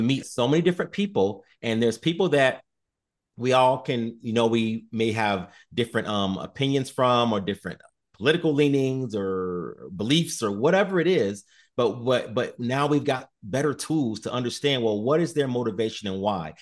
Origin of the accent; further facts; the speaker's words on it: Chicago, Illinois, United States; moved away as an adult; now in Sioux Falls, United States; I'm originally from Chicago